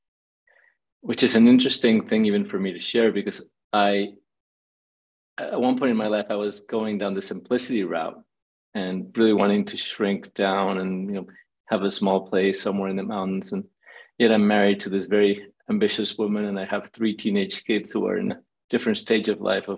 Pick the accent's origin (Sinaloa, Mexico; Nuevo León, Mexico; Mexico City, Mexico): Mexico City, Mexico; now in Los Angeles, United States; I was born in Mexico City